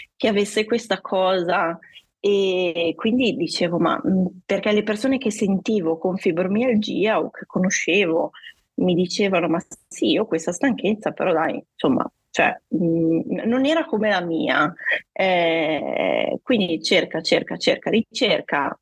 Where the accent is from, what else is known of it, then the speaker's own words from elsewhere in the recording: Guastalla, Emilia-Romagna, Italy; vengo dalla provincia di Reggio Emilia, un paesino chiamato Guastalla